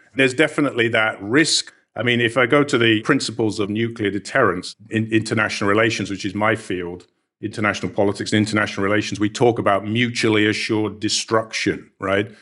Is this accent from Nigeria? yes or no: no; United Kingdom; I was growing up in Britain